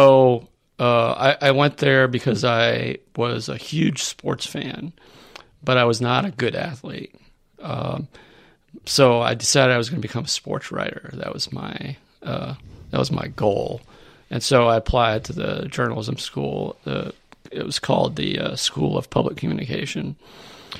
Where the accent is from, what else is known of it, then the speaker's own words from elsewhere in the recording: South Dartmouth, Massachusetts, United States; moved away; also born or lived in New Bedford, Massachusetts; I grew up in South Dartmouth